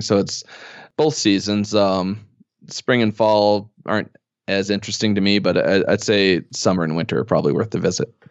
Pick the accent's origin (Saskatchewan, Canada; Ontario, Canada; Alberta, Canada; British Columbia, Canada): Alberta, Canada; Edmonton; moved away as an adult; now in Calgary, Canada; I had lived in Edmonton most of my life, or at least in the area.